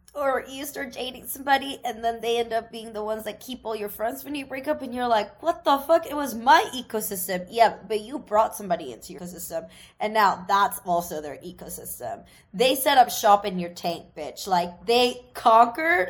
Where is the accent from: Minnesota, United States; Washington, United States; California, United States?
Washington, United States; Seattle; moved away; from my hometown in Seattle